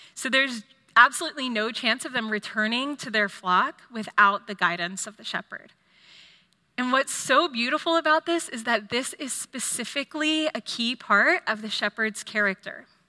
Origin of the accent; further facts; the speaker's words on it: Austin, Texas, United States; also born or lived in California; I grew up here in Austin